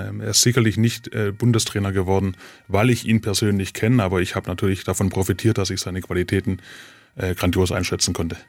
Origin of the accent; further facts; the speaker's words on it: Ludwigsburg, Baden-Württemberg, Germany; now in Mössingen, Germany; wenn ich nach Hause komme zu meinen Eltern nach Ludwigsburg, dann ist für mich auch wieder die Erinnerung an die Schulzeit, an die Kindergartenzeit